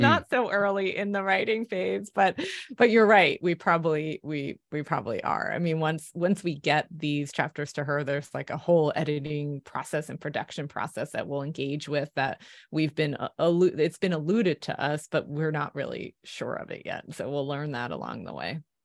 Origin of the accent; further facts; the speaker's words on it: Philadelphia, Pennsylvania, United States; I'm from Philly